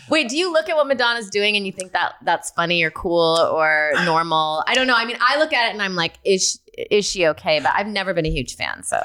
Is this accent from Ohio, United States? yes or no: no; Rockford, Illinois, United States; moved away; I grew up in Rockford, Illinois